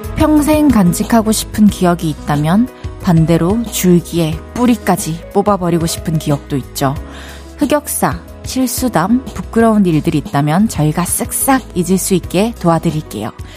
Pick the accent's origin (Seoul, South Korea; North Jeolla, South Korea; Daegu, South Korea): Daegu, South Korea; accent: Daegu dialect